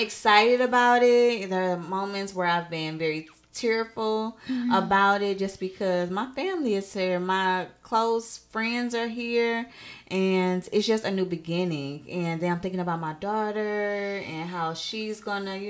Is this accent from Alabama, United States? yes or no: no; St. Louis, Missouri, United States; moved away as an adult; also born or lived in Texas; I am moving from St. Louis to Texas.